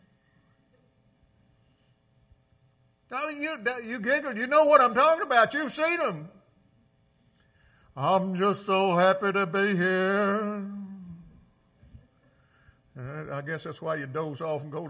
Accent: Clarksdale, Mississippi, United States; Clarksdale, my hometown

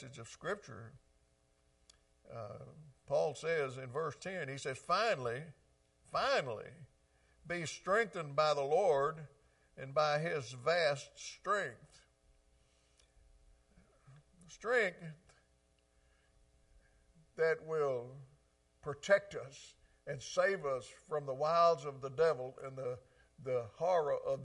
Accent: the South, United States; I grew up down here in the South

